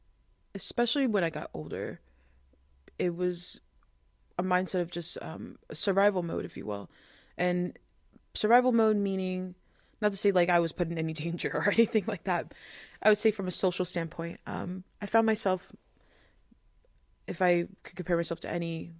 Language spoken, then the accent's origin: English; Spain; when I tell people, oh, I was from Spain, like they're like, oh, but you don't look like it, for example.